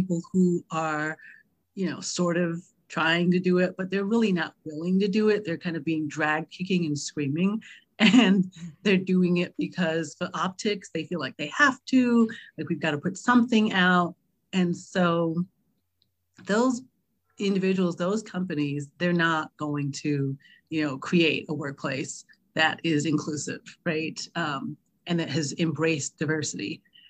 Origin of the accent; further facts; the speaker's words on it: London, United Kingdom; born there; the more I talk about the fact that I was born in London, they go, wait, what?